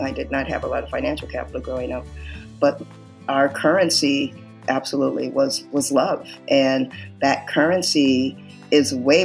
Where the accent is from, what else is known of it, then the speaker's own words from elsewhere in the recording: Southern California, United States; I'm from Southern California, raised in a very loving family